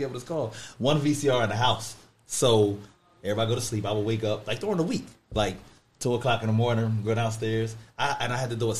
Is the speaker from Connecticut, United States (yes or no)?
no; Norristown, Pennsylvania, United States; I'm actually from Norristown.